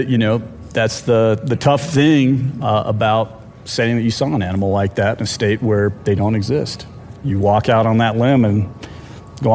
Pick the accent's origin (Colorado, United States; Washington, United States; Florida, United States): Colorado, United States; Steamboat Springs; I'm also from Old Steamboat Springs.